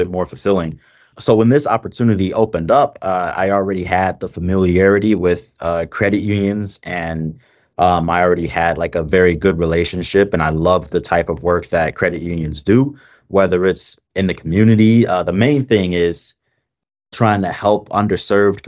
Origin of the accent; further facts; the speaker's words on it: Detroit, Michigan, United States; I'm from Detroit. I grew up poor, and I'm I'm in a unique position of having, in Detroit especially, having lived through the 2008 recession